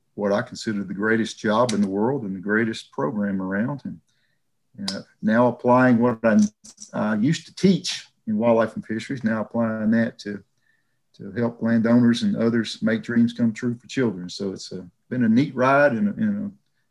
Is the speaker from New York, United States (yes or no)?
no; Mobile, Alabama, United States; moved away as an adult; also born or lived in Mississippi; I grew up in the Deep South. I grew up in Mobile, Alabama